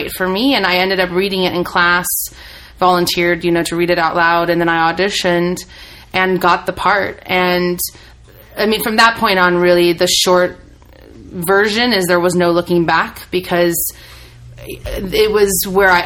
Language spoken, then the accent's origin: English; Midwest, United States; growing up in the Midwest